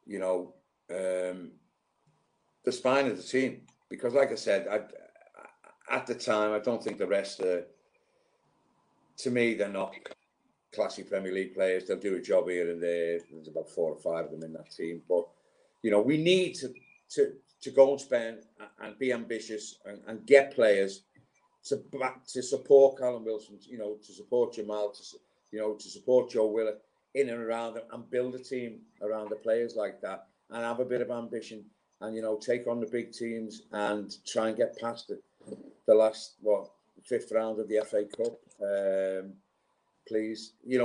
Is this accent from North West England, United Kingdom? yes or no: yes; Liverpool, North West England, United Kingdom; also born or lived in Newcastle / Portsmouth; now in Newmarket, United Kingdom; growing up in Liverpool in the 70s